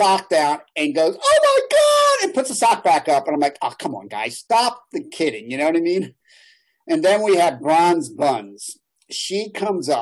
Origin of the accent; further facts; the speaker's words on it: Philadelphia, Pennsylvania, United States; I grew up there in Philadelphia